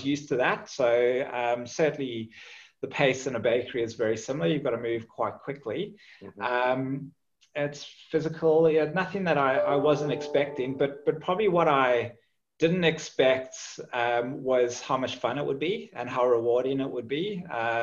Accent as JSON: {"language": "English", "town": "Johannesburg", "region": "Gauteng", "country": "South Africa", "tie": "born or raised there", "also_born_or_lived": "Zimbabwe / Cape Town", "moved": "as an adult", "lives_now": "Australia", "said": "I was born in Zimbabwe, raised in South Africa, and grew up in Johannesburg, and then went to university in Cape Town"}